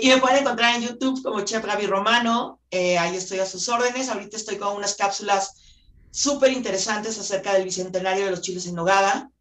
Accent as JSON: {"language": "Spanish", "town": "Guadalajara", "region": "Jalisco", "country": "Mexico", "said": "yo por ejemplo soy de Guadalajara"}